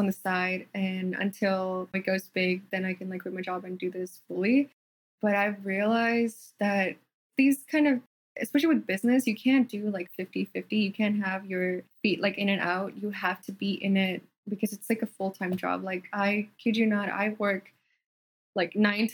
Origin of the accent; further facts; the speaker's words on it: Fort McMurray, Alberta, Canada; accent: Canadian / American; first language Telugu; moved away as an adult; also born or lived in India (Telugu-speaking region) / Edmonton, Canada; now in Los Angeles, United States; Fort McMurray. It's a city in Canada where I grew up